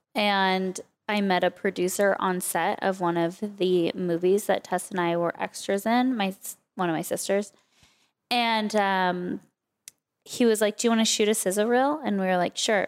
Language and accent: English; Oak Park, California, United States; also born or lived in Calabasas; I actually grew up in Oak Park, which was a little tiny suburb, basically, of Westlake